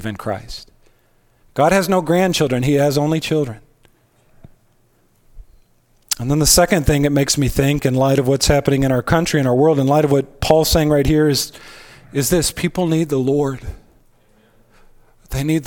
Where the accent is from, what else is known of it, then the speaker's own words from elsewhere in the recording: United States; We are the American people, USA